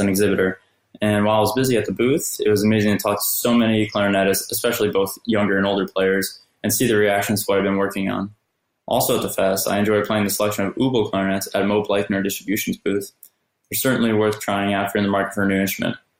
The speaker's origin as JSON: {"language": "English", "area": "Pocono Mountains", "region": "Pennsylvania", "country": "United States", "said": "I'm from the Pocono Mountains in Pennsylvania"}